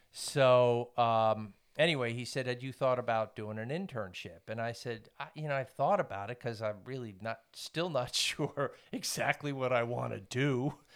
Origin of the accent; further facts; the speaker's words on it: Woodstock, New York, United States; moved away as an adult; also born or lived in Poland; now in Blacksburg, United States; I grew up in Woodstock, New York